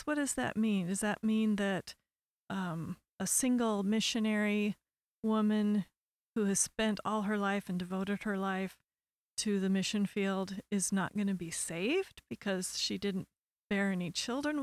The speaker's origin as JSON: {"language": "English", "town": "Portland", "region": "Oregon", "country": "United States", "tie": "born or raised there", "said": "I was born and raised in Portland, Oregon."}